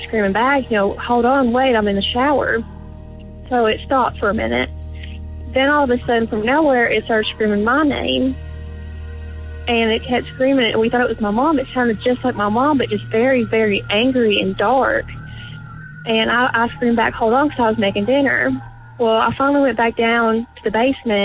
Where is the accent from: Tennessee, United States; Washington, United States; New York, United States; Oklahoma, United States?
Tennessee, United States; I am from Tennessee.